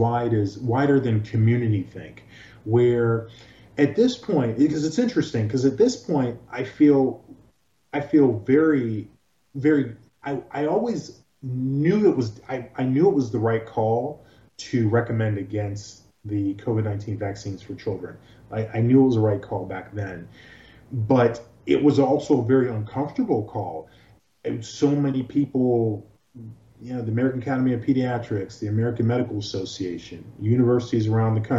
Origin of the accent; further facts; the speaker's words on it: Nigeria; also born or lived in New York / Los Angeles; now in Florida, United States; I was born in Nigeria.